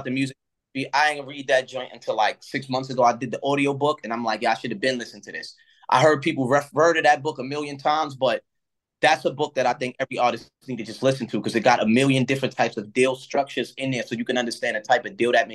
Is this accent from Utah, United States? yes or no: no; New York, United States; I'm from New York